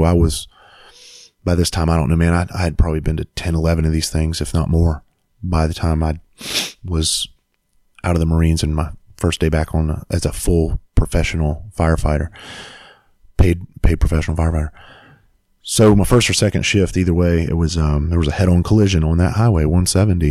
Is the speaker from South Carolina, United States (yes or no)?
yes; Bluffton, South Carolina, United States; I went back home to my hometown, Bluffton, South Carolina